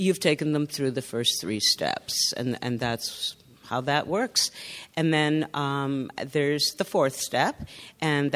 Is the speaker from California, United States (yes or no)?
yes; Northern California, United States; So up north, I'm from Northern California.